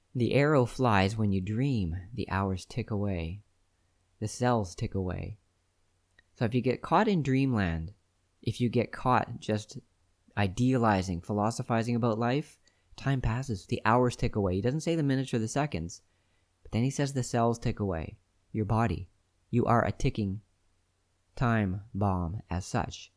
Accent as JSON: {"language": "English", "country": "Canada", "said": "I'm Canadian"}